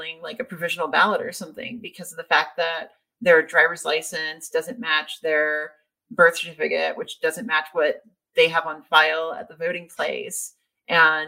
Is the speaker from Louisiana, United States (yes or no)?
yes; Louisiana, United States; moved away; I'm from Louisiana